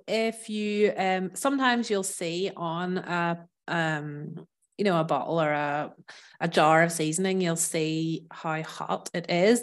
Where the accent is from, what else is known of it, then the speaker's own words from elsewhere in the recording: Northern Ireland, United Kingdom; moved away as an adult; also born or lived in south of France; now in France; I'm from Ireland, from Northern Ireland